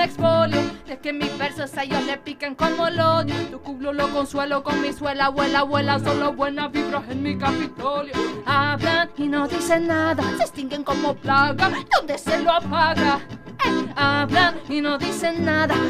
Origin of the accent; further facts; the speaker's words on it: Sweden; Spanish is a second language; De Suecia soy